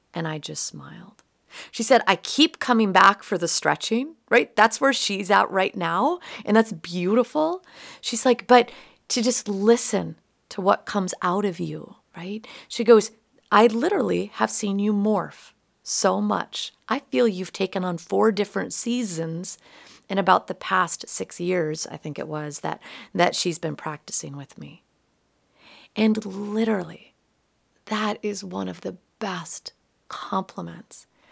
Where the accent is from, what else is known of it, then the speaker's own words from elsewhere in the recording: Minot, North Dakota, United States; growing up in Minot, North Dakota